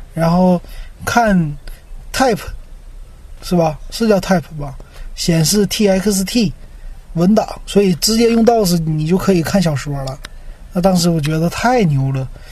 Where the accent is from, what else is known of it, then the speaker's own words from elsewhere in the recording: Shenyang, Liaoning, China; moved away; 我们老家沈阳市 当时电脑是在三号街，我家是在北林公园儿